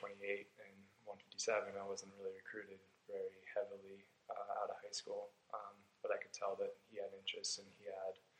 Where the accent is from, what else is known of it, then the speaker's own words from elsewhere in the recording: Jackson Hole, Wyoming, United States; I'm from Jackson Hole, Wyoming